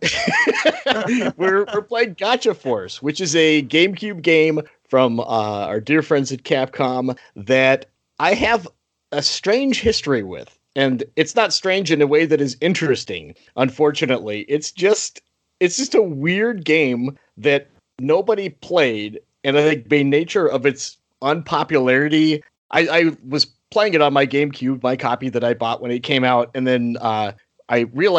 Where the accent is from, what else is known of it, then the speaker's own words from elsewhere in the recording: Alaska, United States; now in Minnesota, United States; I'm originally from Alaska, and now I've been living in Minnesota for, good grief, a long time. Several decades.